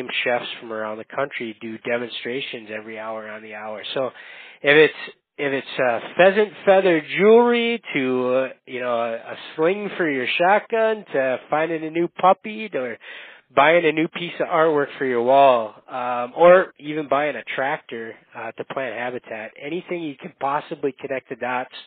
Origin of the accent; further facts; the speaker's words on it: Upper Peninsula of Michigan, United States; moved away as an adult; now in Minnesota, United States; I grew up in the Upper Peninsula of Michigan. So if you're familiar with the term youper, I'm a youper.